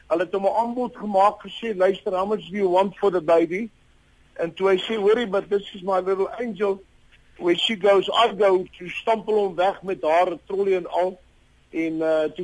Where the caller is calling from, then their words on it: Benoni, Gauteng, South Africa; Ek is van die Oosvraag hier in Rainfield Benoni.